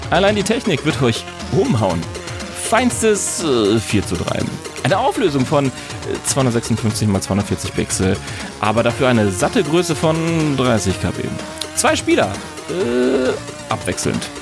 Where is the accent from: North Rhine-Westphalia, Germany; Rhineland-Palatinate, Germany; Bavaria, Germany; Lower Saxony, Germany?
North Rhine-Westphalia, Germany; Ruhr area; ich komme aus dem Ruhrpott